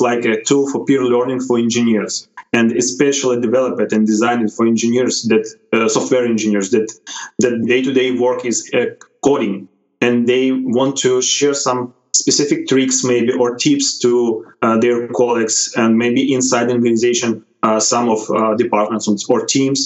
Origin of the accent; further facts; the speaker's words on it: Odesa, Odesa Oblast, Ukraine; I'm from Ukraine, Odessa